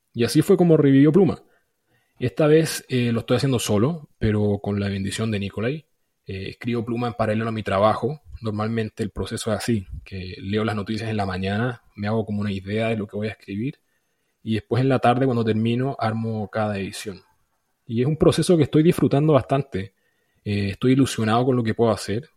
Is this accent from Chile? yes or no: yes; Chile; soy chileno